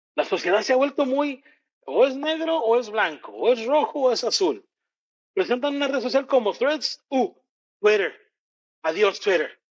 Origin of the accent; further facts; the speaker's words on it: Mexico; como mexicano